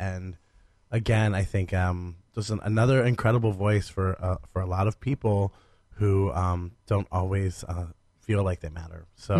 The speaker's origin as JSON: {"language": "English", "area": "Stark County", "region": "Ohio", "country": "United States", "tie": "born or raised there", "also_born_or_lived": "Columbus, Ohio", "said": "in my hometown in Stark County"}